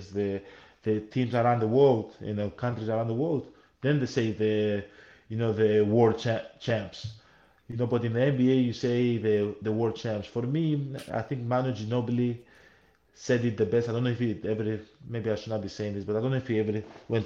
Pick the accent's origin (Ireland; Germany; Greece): Greece; also born or lived in Nigeria (ancestry); I was born in Greece